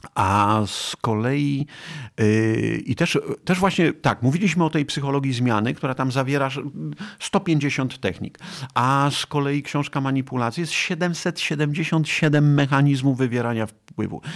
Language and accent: Polish; Nowa Dęba, Subcarpathian Voivodeship, Poland; moved away; also born or lived in Kraków; jestem z Puszczy Sandomierskiej, taki lasowiak, Nowa Dęba, gdzieś tam między Sandomierzem a Kolbuszową e, w Nowej Dębie E, się, wychowałem, ale czuję się Krakusem